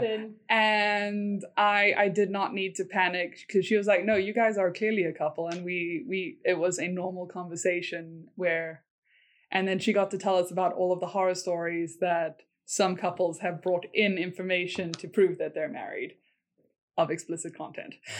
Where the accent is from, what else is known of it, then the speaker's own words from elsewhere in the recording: South Africa; moved away as an adult; also born or lived in Korea; now in United States; I'm from South Africa